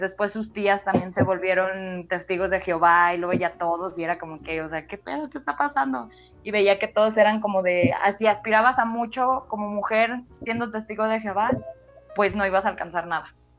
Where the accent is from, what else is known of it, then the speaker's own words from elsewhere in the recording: San Juan de los Lagos, Jalisco, Mexico; el lugar de donde yo soy, o sea, de aquí de San Juan